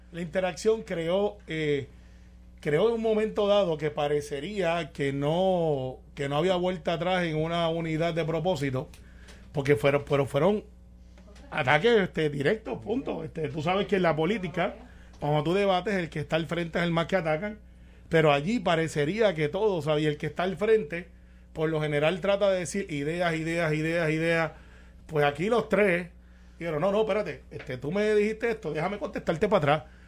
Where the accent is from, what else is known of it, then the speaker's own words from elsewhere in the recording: Guaynabo, Puerto Rico; los que somos de Guaynabo, y yo soy del campo, yo soy de Santa Rosa y mami es sonadora